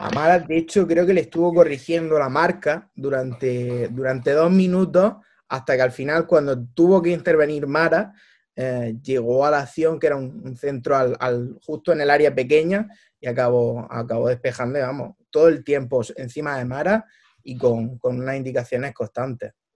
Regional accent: Almería, Andalusia, Spain; also born or lived in Manchester; yo soy nacido en Almería, mi padre era italiano, con lo cual, en concreto de Roma

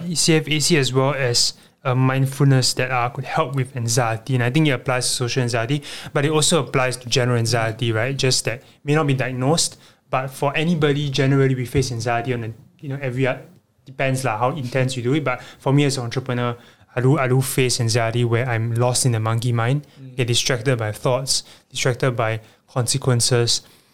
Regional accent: Bikini, Marshall Islands; Papa, I mean, I was from Bikini as well, in case y'all don't know.

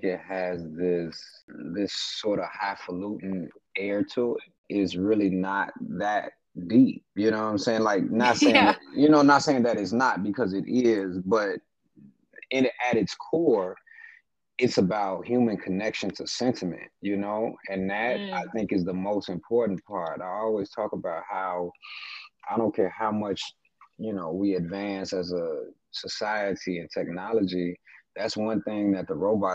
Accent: Chicago, Illinois, United States; I'm from Chicago, a Southside native.

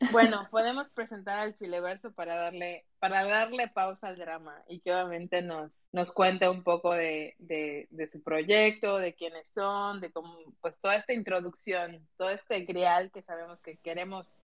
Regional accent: Mexico; soy mexicana

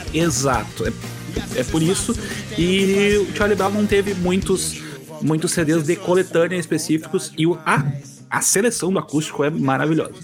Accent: Rio Grande do Sul, Brazil; trazer uma um pouco aqui para minha terra

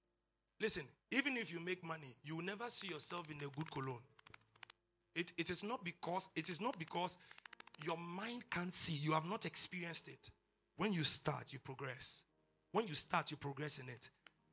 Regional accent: Odi, Bayelsa, Nigeria; Pastor, I grew up in Odi.

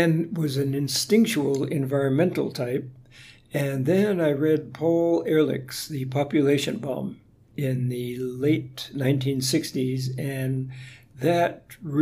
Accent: Honolulu, Hawaii, United States; I was born and raised in Honolulu before the age of television

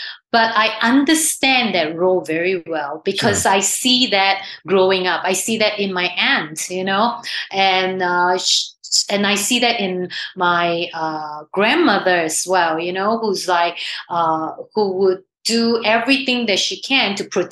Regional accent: Singapore; I grew up in Singapore

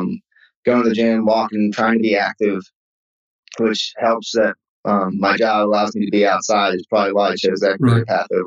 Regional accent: Maryland, United States; moved away as an adult; also born or lived in Birmingham; I grew up in Maryland.

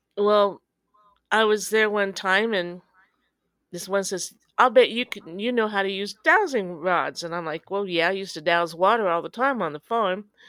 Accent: Danville, Illinois, United States; I'm from Danville, Illinois, home of Jerry and Dick Van Dyke

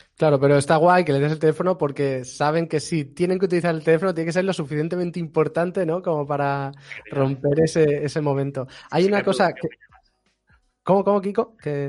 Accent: Barcelona, Catalonia, Spain; yo soy catalán de Barcelona

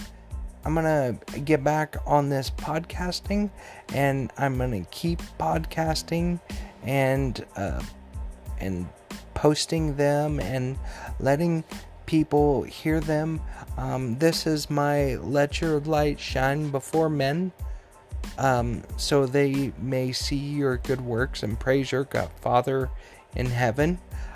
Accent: Tennessee, United States; born there; also born or lived in Missouri / Colorado / Wyoming; Growing up in Tennessee, I'm from Tennessee, but I grew up more in Missouri and then Colorado and then Wyoming.

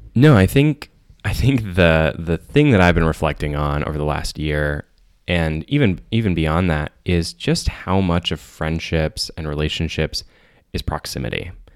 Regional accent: Saline, Michigan, United States; moved away as an adult; also born or lived in Ann Arbor, Michigan; now in Chicago, United States; I moved from Saline, Michigan to Ann Arbor for college

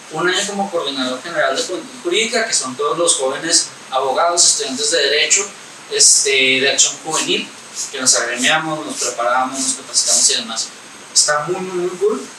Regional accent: Ciudad Juárez, Chihuahua, Mexico; tengo 21 años y soy de Ciudad Juárez, Chihuahua.

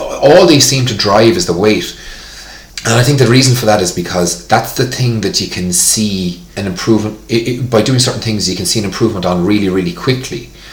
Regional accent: Tipperary, Ireland; PE, physical education in school was hurling growing up in Tipperary

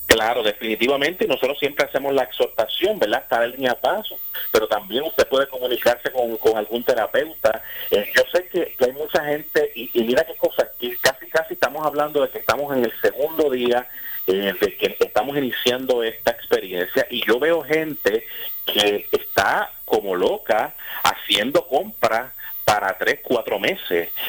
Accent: Puerto Rico; nosotros estamos como puertorriqueños

